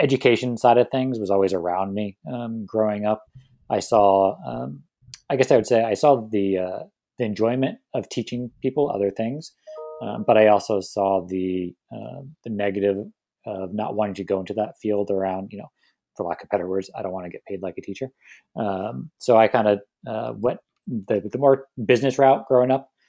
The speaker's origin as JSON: {"language": "English", "town": "San Diego", "region": "California", "country": "United States", "tie": "born or raised there", "said": "I'm born and raised in San Diego"}